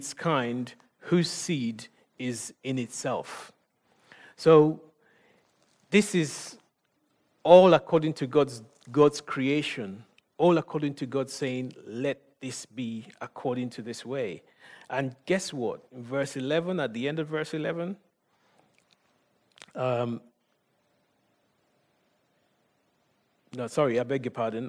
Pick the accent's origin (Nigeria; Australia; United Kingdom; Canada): Nigeria; I'm Nigerian